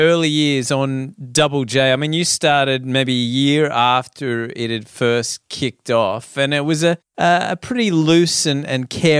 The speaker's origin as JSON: {"language": "English", "country": "Australia", "tie": "born or raised there", "said": "it's a huge part of growing up in Australia."}